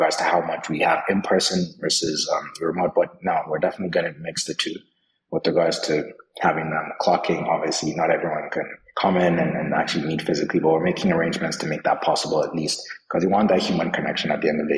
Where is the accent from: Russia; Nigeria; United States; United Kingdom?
Nigeria; I'm Nigerian as well